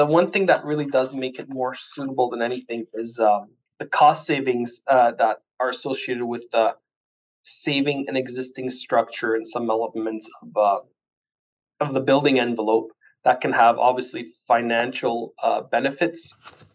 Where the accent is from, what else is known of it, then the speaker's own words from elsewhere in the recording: Ottawa, Ontario, Canada; also born or lived in Portugal; I was born in Portugal from a hard working immigrant family, landed in Canada when I was just shy of 3 years old. Done all my schooling in French, always stayed in the Ottawa area.